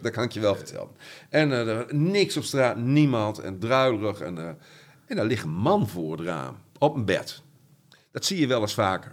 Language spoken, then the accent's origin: Dutch; Groningen, Netherlands; de Oosterpark geboren, eh, in Paddepoel opgegroeid. En toen op verschillende plekken in de stad gewoond